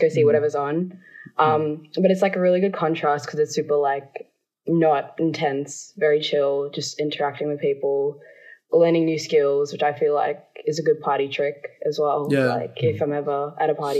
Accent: Melbourne, Victoria, Australia

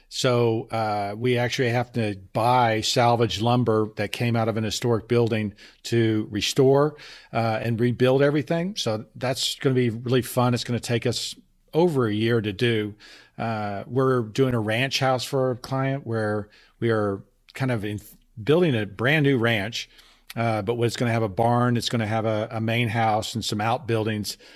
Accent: Texas, United States; moved away; also born or lived in Boston; I'm from Texas

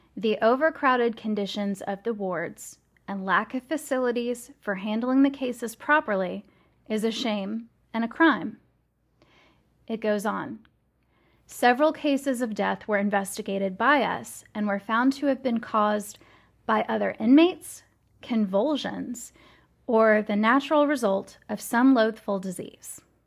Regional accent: Louisville, Kentucky, United States; my hometown of Louisville, Kentucky

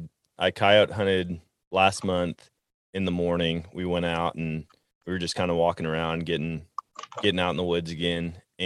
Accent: Wisconsin, United States; I grew up in Wisconsin hunting white-tailed deer, getting covered in blaze orange

